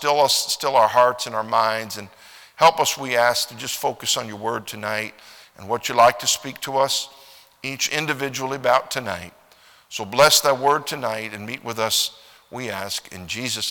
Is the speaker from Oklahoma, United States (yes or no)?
yes; Oklahoma, United States; I'm from Oklahoma